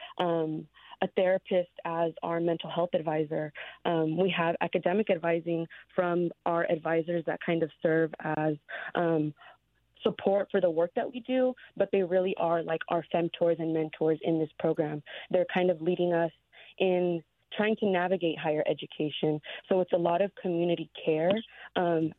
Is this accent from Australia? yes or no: no; San Jose, California, United States; I'm from San Jose